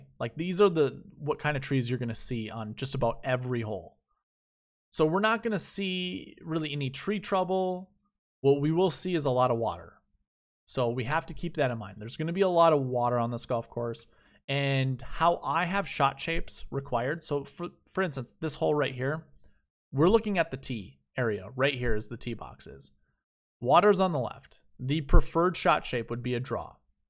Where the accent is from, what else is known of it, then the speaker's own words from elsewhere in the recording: Minnesota, United States; moved away; I'm from Minnesota.